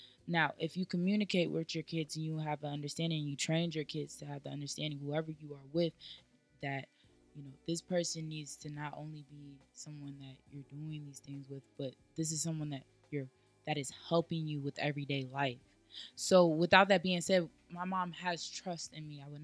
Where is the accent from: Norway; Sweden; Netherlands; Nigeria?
Nigeria; me being Nigerian